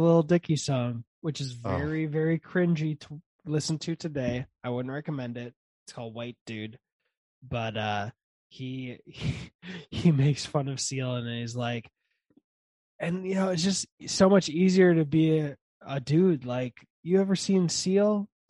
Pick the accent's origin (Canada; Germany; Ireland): Germany; born there; because I was born in Germany on a US Army base.